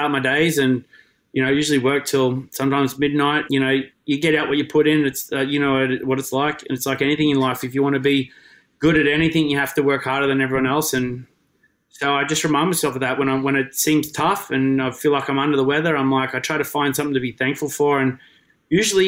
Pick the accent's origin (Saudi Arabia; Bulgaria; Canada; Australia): Australia; moved away as an adult; also born or lived in Lake Macquarie / Cessnock; now in United States; the eastern coast of Australia is where we grew up